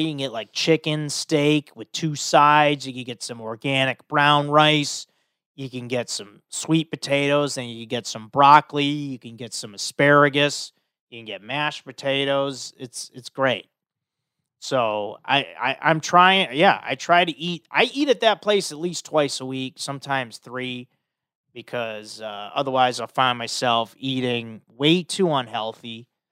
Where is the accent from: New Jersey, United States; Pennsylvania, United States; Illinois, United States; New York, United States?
Illinois, United States; Chicago; I'm from Chicago.